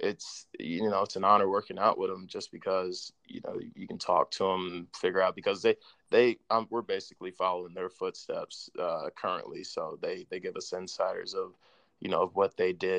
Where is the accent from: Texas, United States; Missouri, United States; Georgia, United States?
Georgia, United States; Atlanta; I was born and raised in Atlanta